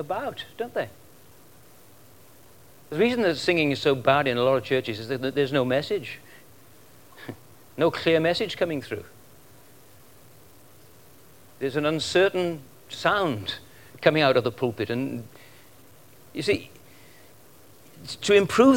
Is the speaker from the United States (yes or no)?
no; Welsh, Wales, United Kingdom; now in Australia; I'm Welsh. We just naturally sing